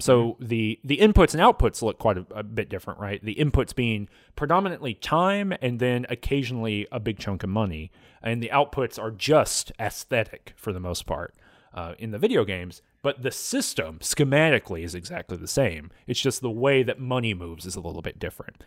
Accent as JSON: {"language": "English", "country": "United States"}